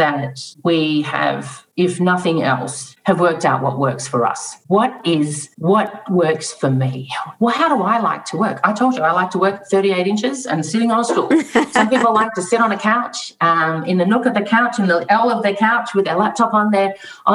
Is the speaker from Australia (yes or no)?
yes; Australia; moved away as an adult; now in Atlanta, United States; I'm Australian. I grew up with water surrounding the country.